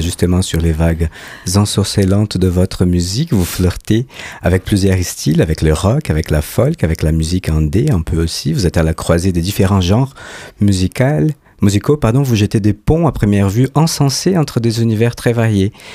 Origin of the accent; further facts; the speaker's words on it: Brazil; je suis brésilien